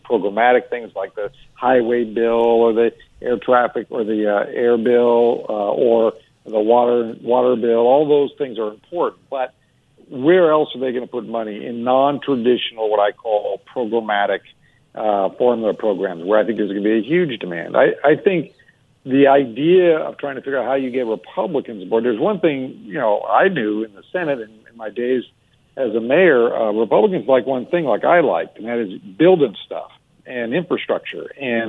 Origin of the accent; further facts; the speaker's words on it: Alaska, United States; You know, first off, I'm from Alaska. We don't know what Amtrak is.